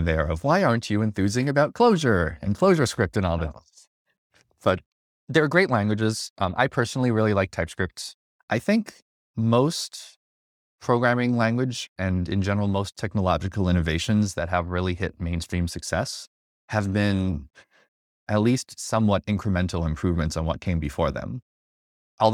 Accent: upstate New York, United States; also born or lived in Seattle; now in New York City, United States; I grew up in New York, upstate, lived in Seattle for a few years, working at Microsoft as a front-end slash full-stack developer. Then I moved back to New York City

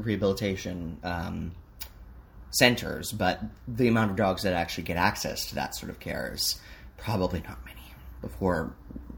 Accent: Canada; as a Canadian

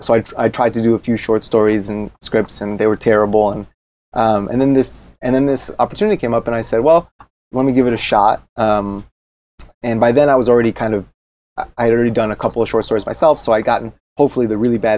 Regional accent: East Lansing, Michigan, United States; the town that I grew up in Michigan State, in East Lansing

